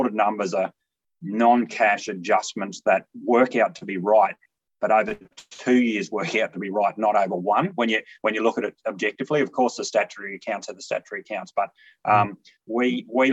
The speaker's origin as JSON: {"language": "English", "area": "Longreach", "region": "Western Queensland", "country": "Australia", "tie": "born or raised there", "also_born_or_lived": "Kimberley / Geelong", "moved": "yes", "said": "I'm originally from Longridge in Western Queensland. My mother drew a little block off a larger station"}